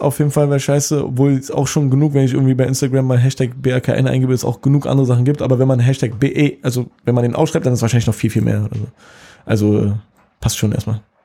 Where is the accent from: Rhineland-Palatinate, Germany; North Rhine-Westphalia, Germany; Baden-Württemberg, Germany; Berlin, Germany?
Berlin, Germany; ich bin aus Kreuzberg geboren und aufgewachsen